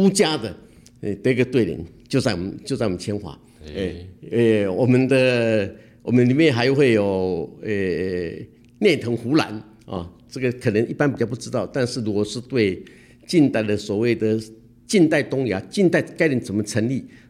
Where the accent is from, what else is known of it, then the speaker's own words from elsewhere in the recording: Taiwan; 我们台湾人